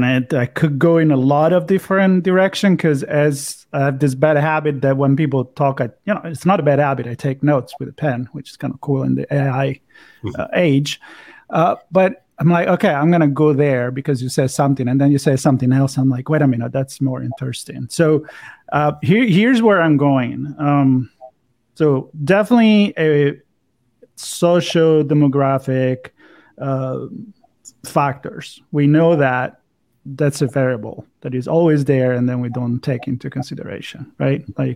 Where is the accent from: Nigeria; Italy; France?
Italy; English is a second language; I'm from Italy, so I'm a fan of the Mediterranean diet.